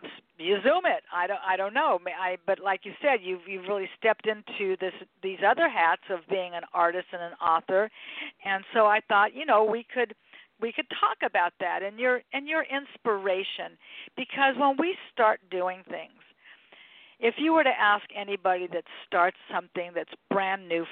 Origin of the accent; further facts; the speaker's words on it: Los Angeles, California, United States; born and raised in Los Angeles